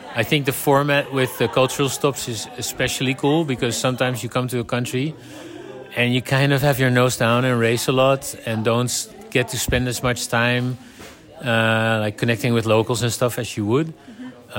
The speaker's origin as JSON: {"language": "English", "country": "Netherlands", "said": "I'm from the Netherlands"}